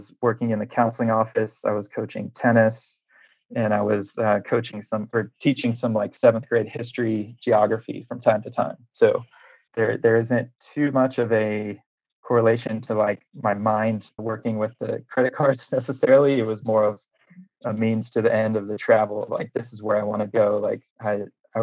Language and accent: English; Nashville, Tennessee, United States; I'm from Nashville, Tennessee